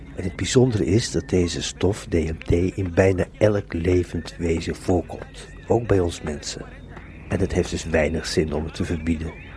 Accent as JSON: {"language": "Dutch", "country": "Netherlands", "said": "ik ben een Hollandse jongen"}